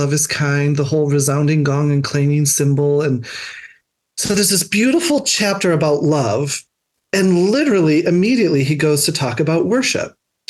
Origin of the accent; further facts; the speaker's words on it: New Hampshire, United States; I came from New Hampshire.